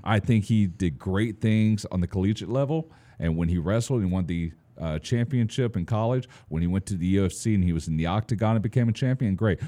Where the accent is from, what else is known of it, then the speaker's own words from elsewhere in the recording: Fairfield, Texas, United States; growing up in Fairfield, Texas, little small town